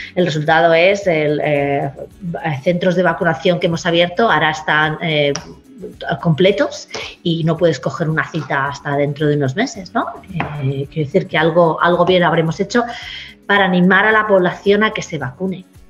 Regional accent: Spain; now in Queensland, Australia; A los que venimos de España

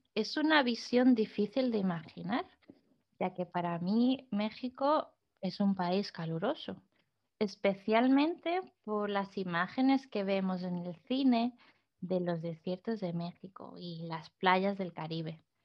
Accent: southern Spain, Spain; now in Netherlands; como española

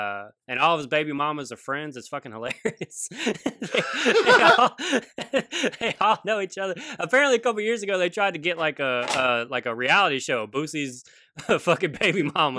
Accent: Baton Rouge, Louisiana, United States; moved away as an adult; also born or lived in Washington State; now in Seattle, United States; I'm from Louisiana because people hear me, you know what I'm saying? And and I'm always just like identify, like I'll tell a story and be like, you know, I'm from Baton Rouge

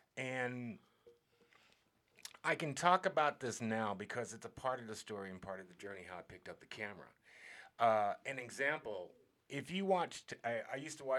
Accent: Alaska, United States; So I came from Alaska with a magazine cover on Alaska Magazine.

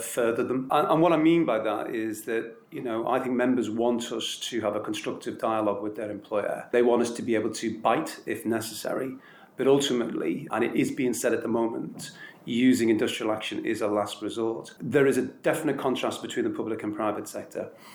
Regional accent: Liverpool, North West England, United Kingdom; I was born in Liverpool, and that may say everything you need to know. Um, I, am uh, a product of that environment

